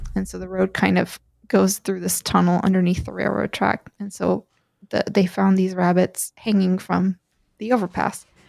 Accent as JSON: {"language": "English", "region": "Maine", "country": "United States", "tie": "born or raised there", "said": "I grew up in Maine, where there's lots of bears."}